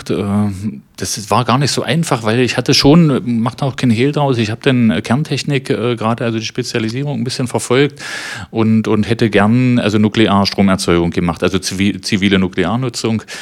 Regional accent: Magdeburg, Saxony-Anhalt, Germany; Äh, ich bin Magdeburger gewesen, kannte nur Magdeburg

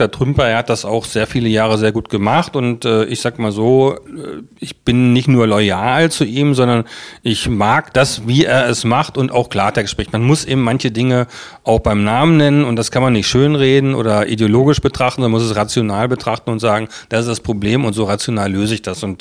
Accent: Celle, Lower Saxony, Germany; now in Magdeburg, Germany; Wo? von, von Celle, ähm, aber schon als junger Mensch. Und ich fühle mich jetzt mehr als Magdeburger als, äh, als Celleraner.

